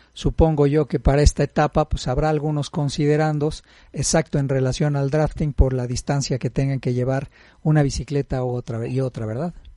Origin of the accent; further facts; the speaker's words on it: Mexico; Como buenos mexicanos